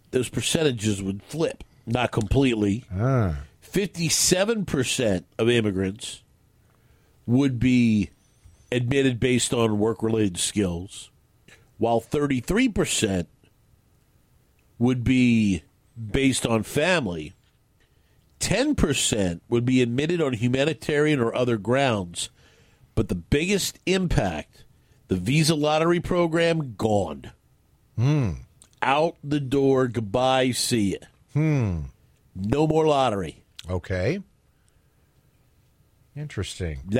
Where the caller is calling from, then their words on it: West Richland, Washington, United States; Oh, I'm …. I'm in West Richland.